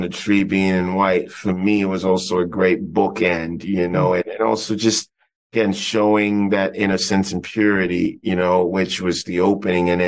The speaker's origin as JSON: {"language": "English", "country": "Ghana", "tie": "born or raised there", "said": "I grew up in Ghana"}